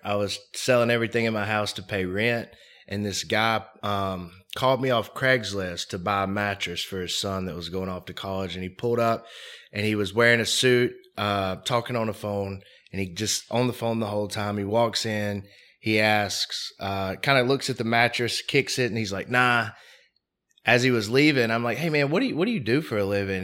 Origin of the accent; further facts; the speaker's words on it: Mobile, Alabama, United States; I grew up in Mobile, Alabama